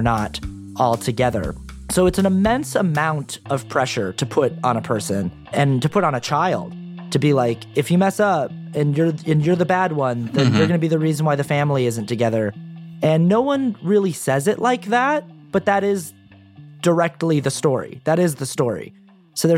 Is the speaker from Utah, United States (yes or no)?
yes; Sandy, Utah, United States; I grew up in Sandy, Utah, which is a suburb of Salt Lake City.